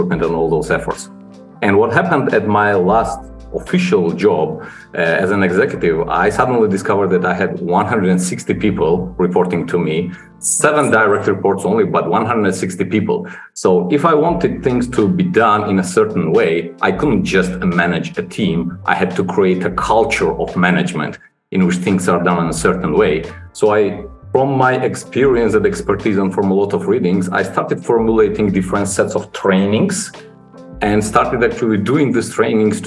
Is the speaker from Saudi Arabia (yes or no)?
no; Georgia; also born or lived in London, United Kingdom; I'm from Georgia originally, started my career here and spent first 8 years in Georgia